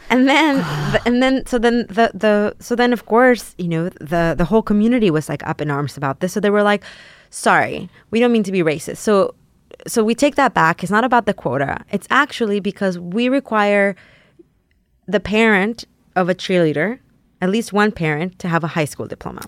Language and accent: English; San Antonio, Texas, United States; also born or lived in Mexico; I grew up in San Antonio, Texas